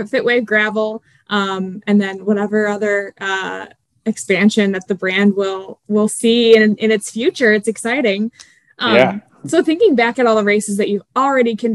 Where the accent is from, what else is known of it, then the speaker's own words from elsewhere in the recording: Michigan, United States; I'm from Michigan